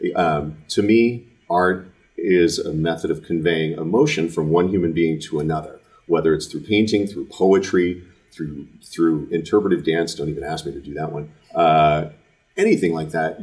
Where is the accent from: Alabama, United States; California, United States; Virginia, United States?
California, United States; Fremont; I grew up in Fremont, uh, it's the south part of the bay, south part of the East Bay